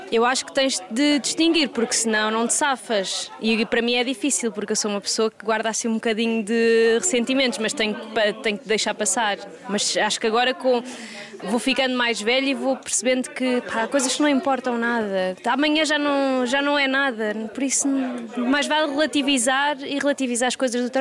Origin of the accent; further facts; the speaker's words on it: Porto, Norte, Portugal; now in Lisbon, Portugal; eu, falo por mim que vim do Porto e vim, fui ver para Lisboa